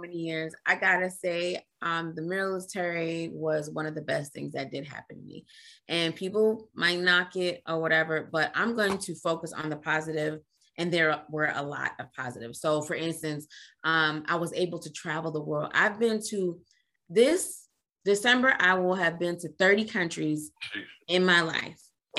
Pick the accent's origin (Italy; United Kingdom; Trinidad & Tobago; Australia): Trinidad & Tobago; I grew up in a West Indian home. I'm Trinidadian.